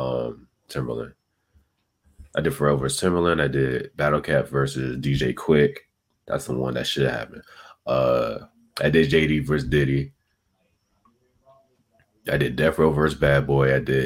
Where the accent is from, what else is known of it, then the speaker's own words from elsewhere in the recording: Virginia, United States; I'm from Virginia